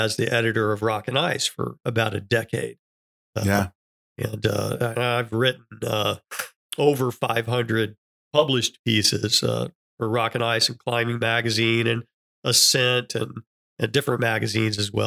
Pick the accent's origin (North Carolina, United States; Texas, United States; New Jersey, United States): Texas, United States; Parker; I'm from Dallas area. Grew up in north of Dallas in a little town called Parker, Texas